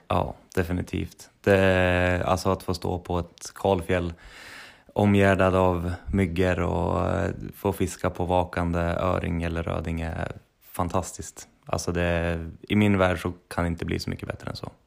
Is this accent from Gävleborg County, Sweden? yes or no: no; Sundsvall, Västernorrland County, Sweden; moved away as an adult; also born or lived in Trondheim, Norway; Vi är från Sundsvall allihopa.